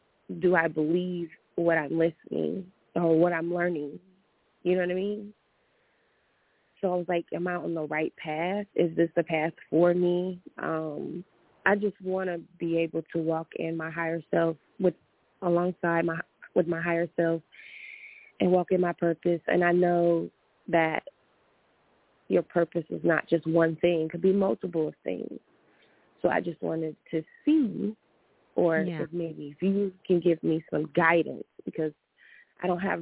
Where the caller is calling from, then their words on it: Atlanta, Georgia, United States; I'm calling from Atlanta.